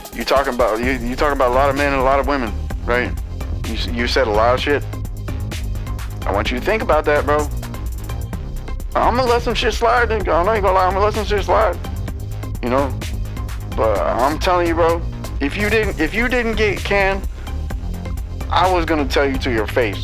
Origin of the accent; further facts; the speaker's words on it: United States; as an American